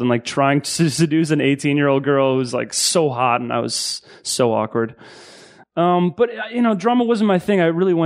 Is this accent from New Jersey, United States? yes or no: no; Connecticut, United States; moved away as an adult; also born or lived in Long Island, New York / New York City / Massachusetts; I was born in Long Island, lived in Connecticut, New York City